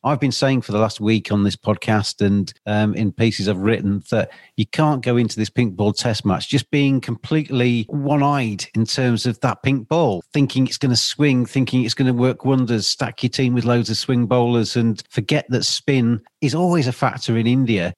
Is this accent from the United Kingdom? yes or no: yes; England, United Kingdom; I am English